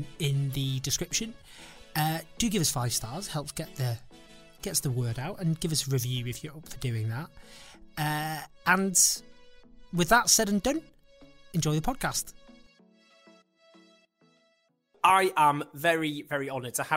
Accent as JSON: {"language": "English", "town": "Stockport", "region": "North West England", "country": "United Kingdom", "tie": "born or raised there", "also_born_or_lived": "Sheffield / Falkirk, Scotland", "moved": "as an adult", "lives_now": "South of England, United Kingdom", "said": "I was born in Sheffield at the age of 4, lived in Falkirk in Scotland for a couple of years, but then I grew up in Stockport in Greater Manchester."}